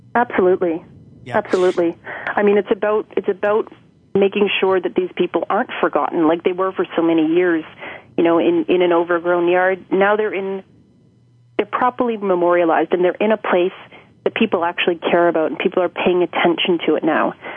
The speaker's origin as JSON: {"language": "English", "town": "Toronto", "region": "Ontario", "country": "Canada", "tie": "born or raised there", "said": "born and raised in Toronto"}